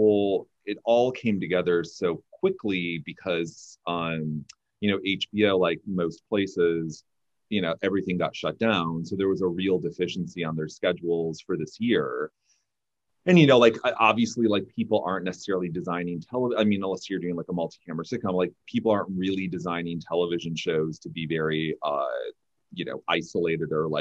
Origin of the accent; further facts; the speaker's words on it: Michigan, United States; now in California, United States; growing up in Michigan